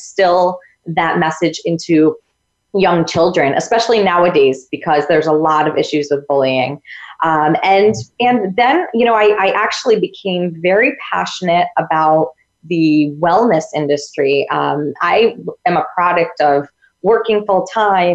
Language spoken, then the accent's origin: English; upstate New York, United States; I'm from New York, upstate New York